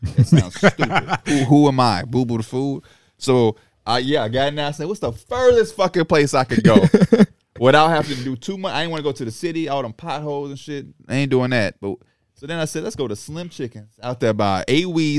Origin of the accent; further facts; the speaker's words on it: Chicago, Illinois, United States; I'm from Chicago.